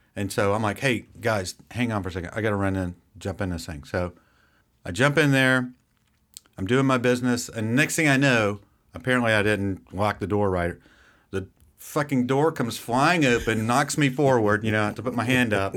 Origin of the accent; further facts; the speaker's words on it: near Savannah, Georgia, United States; I grew up near Savannah